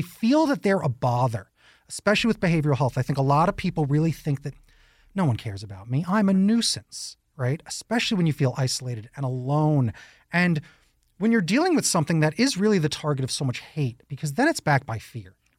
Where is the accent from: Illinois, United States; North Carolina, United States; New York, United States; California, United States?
New York, United States; now in Tucson, United States; I'm a New Yorker